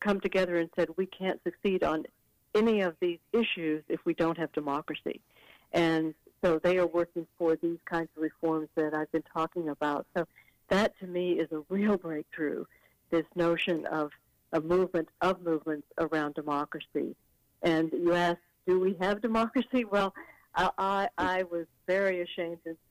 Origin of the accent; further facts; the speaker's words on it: Fort Worth, Texas, United States; moved away; I'm from Texas, and I went down to Texas, my hometown of Fort Worth